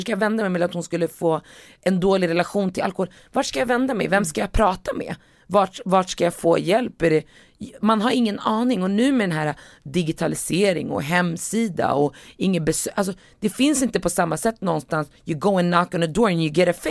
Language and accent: Swedish; Västerås, Västmanland, Sweden; när jag växte upp i Västerås